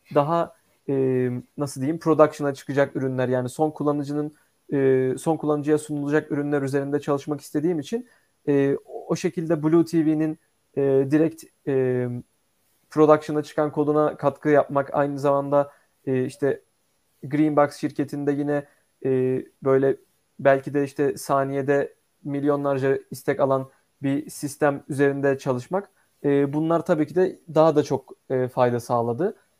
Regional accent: Istanbul, Turkey; also born or lived in Ankara; İstanbul'da e, doğup büyüdüm.

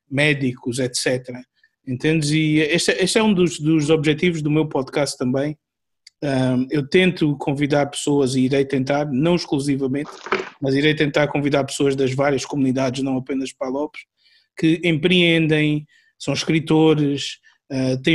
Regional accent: Angola; eu, eu sou angolano, e uh, devido à minha vivência, devido à minha onde eu cresci um, ehm, e à minha vivência, eu sou bastante diferente

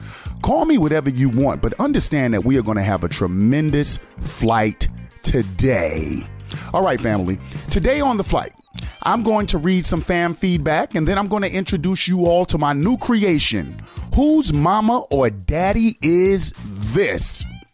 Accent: New York City, New York, United States; also born or lived in California; now in Georgia, United States; Now, when I lived in California, y'all know I'm Brooklyn all day. I moved from Brooklyn to California. I moved from California to Georgia, right?

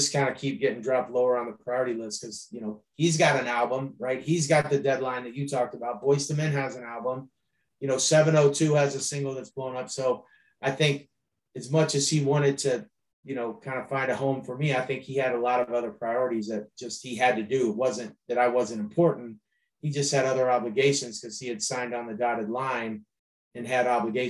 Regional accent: Akron, Ohio, United States; But I was a kid from Akron, Ohio, who got a record deal in a hotel staying for 3 minutes.

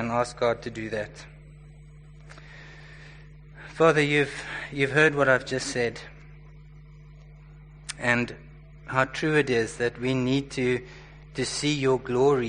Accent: Johannesburg, Gauteng, South Africa; I was born and raised in Joburg

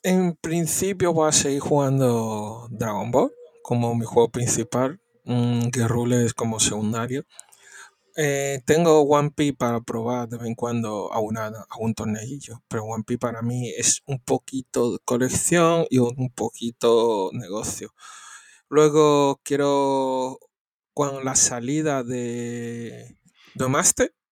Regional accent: Spain; soy de España

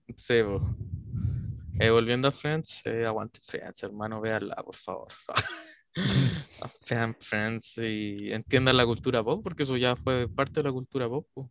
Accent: Chile; nuestra idiosincrasia como chilenos tiene un humor

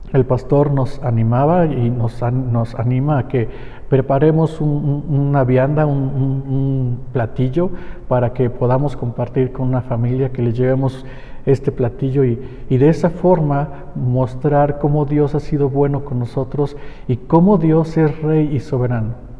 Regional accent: Mexico; como mexicanos

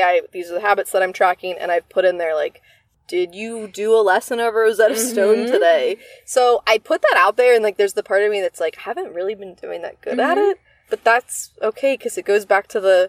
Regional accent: Northeast, United States; I grew up in the Northeast. People, at least when I was younger, weren't speaking Spanish as mm-hmm. much there.

